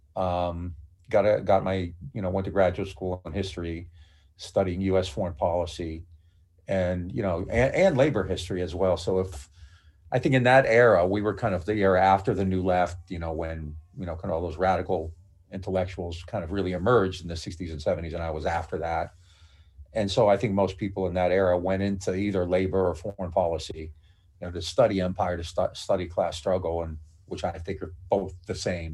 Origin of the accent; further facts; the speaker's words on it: Niles, Ohio, United States; I grew up in the Mahoney Valley, which is, you know, Youngstown's the best known place, but I'm in a small town, uh, Niles, Ohio